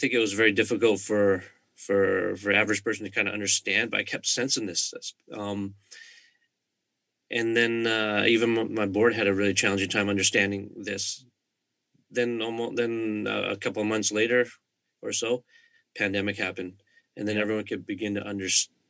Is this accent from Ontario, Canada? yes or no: no; Vancouver, British Columbia, Canada; I'm from the Greater Vancouver area